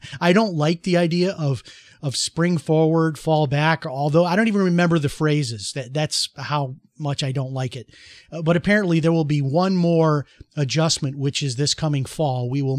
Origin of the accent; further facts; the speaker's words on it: Chicago, Illinois, United States; And that's how it was when I was growing up in Chicago, largely as well.